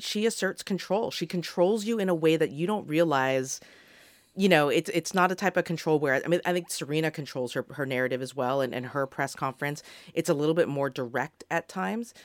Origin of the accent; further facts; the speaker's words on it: Australia; On behalf of the Australian people